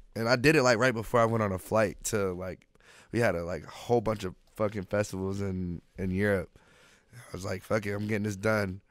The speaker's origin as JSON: {"language": "English", "town": "Orlando", "region": "Florida", "country": "United States", "also_born_or_lived": "Altamonte Springs, Florida", "moved": "as an adult", "lives_now": "Los Angeles, United States", "said": "I'm from Orlando, Florida."}